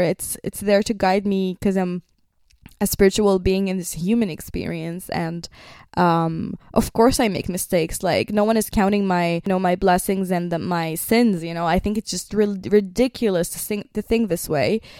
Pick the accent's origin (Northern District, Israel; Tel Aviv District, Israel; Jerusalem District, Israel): Northern District, Israel; Nazareth; I was born in Nazareth. That means I grew up with two religions